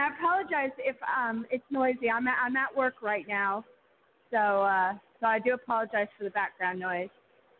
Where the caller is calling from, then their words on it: Oregon, United States; from Oregon.